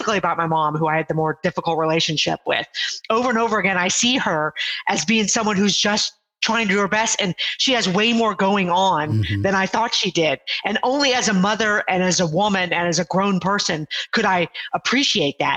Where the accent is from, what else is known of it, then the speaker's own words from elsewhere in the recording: Houston, Texas, United States; moved away as an adult; also born or lived in Ohio; I was living in Ohio at the time, and I'm from the Houston area